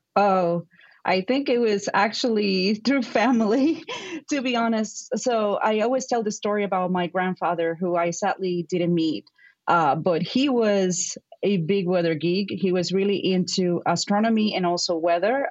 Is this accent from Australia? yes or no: no; Puerto Rico; accent: Puerto Rican; English is a second language; moved away as an adult; now in Madison, United States; growing up in Puerto Rico